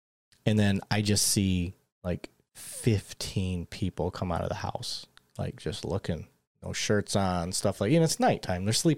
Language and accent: English; Michigan, United States; event, because I grew up in Michigan. I didn't see that. That wasn't yeah. a thing. That's not normal for me.